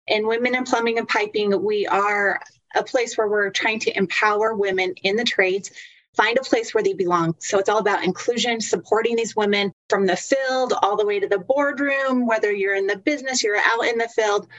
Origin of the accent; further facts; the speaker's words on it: Utah, United States; I am from Utah